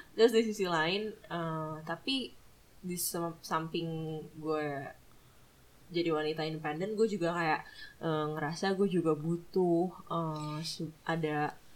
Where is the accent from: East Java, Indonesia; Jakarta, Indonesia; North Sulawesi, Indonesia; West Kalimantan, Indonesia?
North Sulawesi, Indonesia; Manado; gue dari Manado